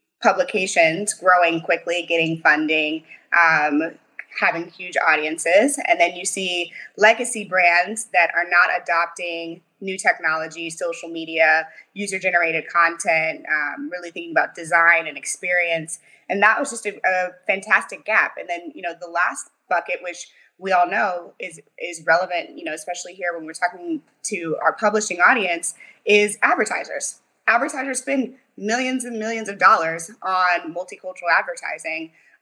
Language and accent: English; St. Louis, Missouri, United States; now in Mountain View, United States; I'm from St. Louis, Missouri.